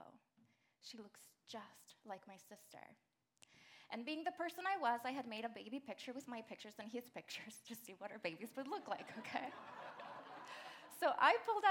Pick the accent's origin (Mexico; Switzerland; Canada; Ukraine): Mexico; moved away as an adult; And I'm an immigrant. I moved here from Mexico when I was 17.